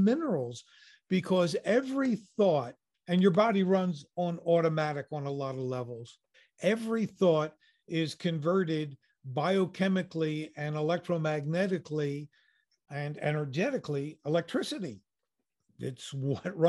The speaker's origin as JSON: {"language": "English", "country": "United States", "said": "I'm an American"}